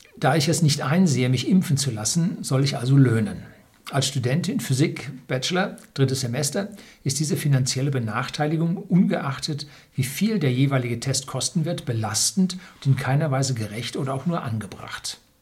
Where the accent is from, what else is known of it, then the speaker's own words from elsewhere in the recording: Germany; bei uns in Deutschland